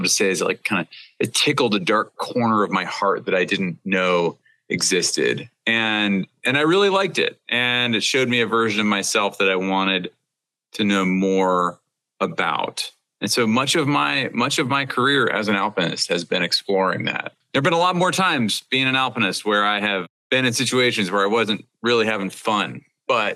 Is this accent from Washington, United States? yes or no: yes; Seattle, Washington, United States; growing up in the Seattle area